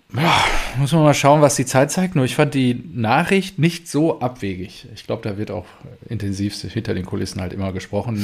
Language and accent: German; home region of Kanne Brottrunk, North Rhine-Westphalia, Germany; hier aus meiner Heimat